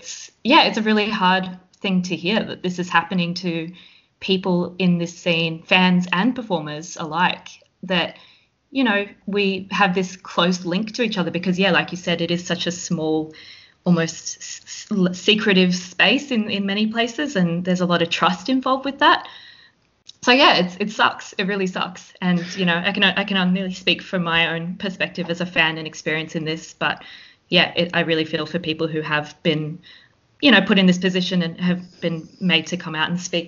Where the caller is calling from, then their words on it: Victoria, Australia; I'm calling in from Wathawurrung land in the Kulin Nation